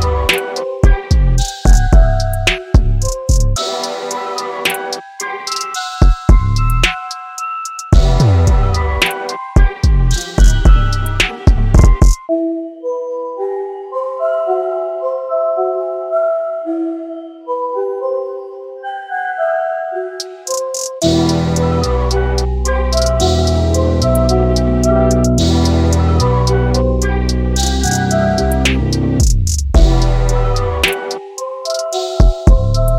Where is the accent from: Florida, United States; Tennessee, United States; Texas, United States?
Texas, United States; Laredo; now in Brooklyn, United States; I am originally from Laredo, but I am now living in Brooklyn.